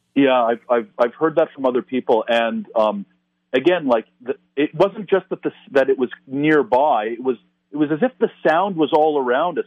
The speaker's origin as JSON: {"language": "English", "town": "Toronto", "region": "Ontario", "country": "Canada", "tie": "born or raised there", "said": "a place like Toronto, again, my, my hometown"}